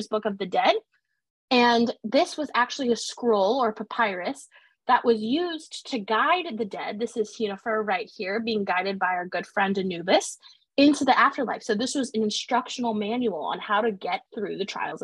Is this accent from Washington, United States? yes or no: yes; Washington, United States; I'm from Washington State.